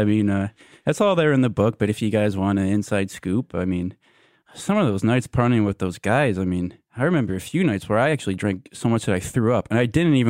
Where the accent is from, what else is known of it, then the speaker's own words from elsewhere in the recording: New York City, New York, United States; Well, you know, I grew up in the Upper East Side. I was born in the 50s.